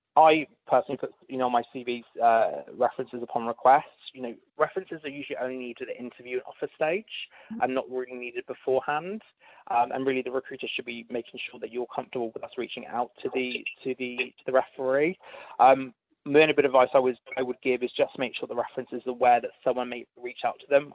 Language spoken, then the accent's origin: English; United Kingdom; moved away as an adult; now in Australia; If you can't tell from my accent, I am from the UK.